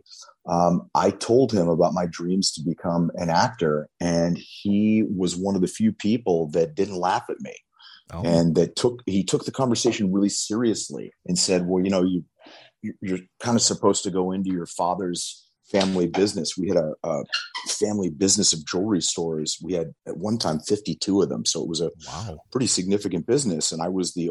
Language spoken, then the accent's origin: English; New Castle, Pennsylvania, United States; moved away; I was actually just back in my hometown of Newcastle, Pennsylvania